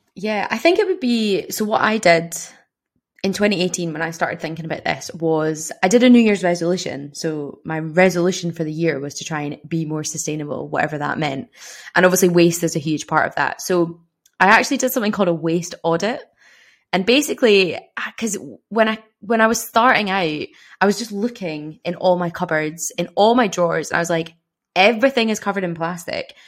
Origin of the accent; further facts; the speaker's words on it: Glasgow, Scotland, United Kingdom; moved away as an adult; now in Dundee, United Kingdom; I'm from Glasgow